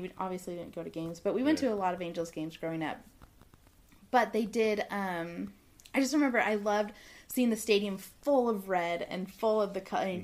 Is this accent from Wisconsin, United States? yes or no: no; Southern California, United States; I'm from Southern California